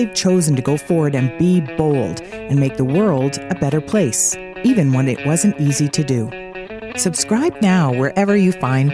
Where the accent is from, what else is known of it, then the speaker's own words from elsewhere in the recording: Canada; as a English Canadian